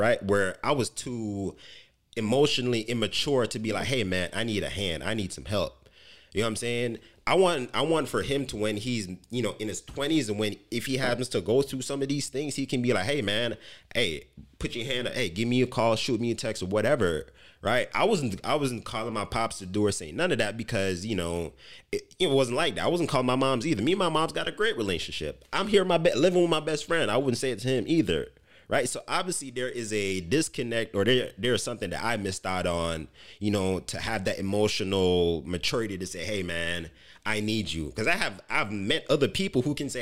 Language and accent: English; Jamaica; moved away; growing up in Jamaica